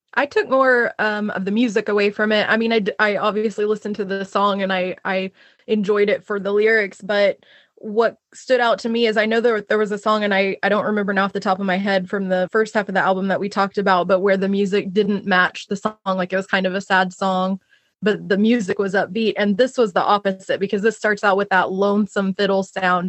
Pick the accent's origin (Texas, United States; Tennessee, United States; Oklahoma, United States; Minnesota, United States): Oklahoma, United States; moved away; the town that I grew up in in Oklahoma.